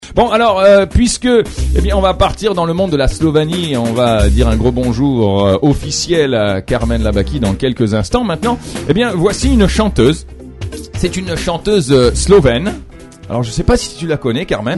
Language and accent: French; France; now in Lebanon; moi en tant que Français, voilà, qui vit, qui me suis adapté ici